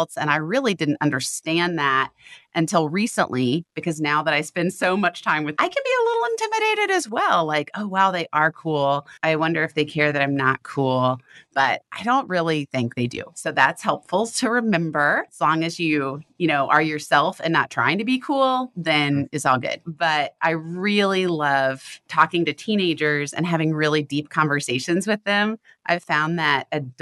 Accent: the Bible Belt, United States; I grew up in the Bible Belt

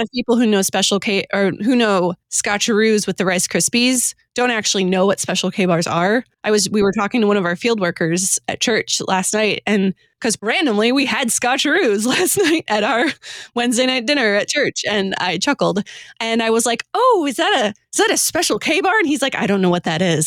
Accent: Detroit, Michigan, United States; I grew up in the Detroit area.

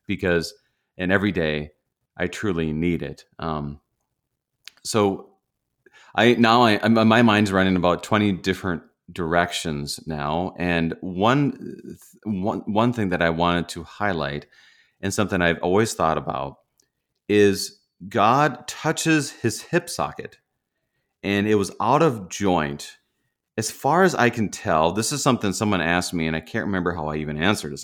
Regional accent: Minnesota, United States; I'm a Minnesotan

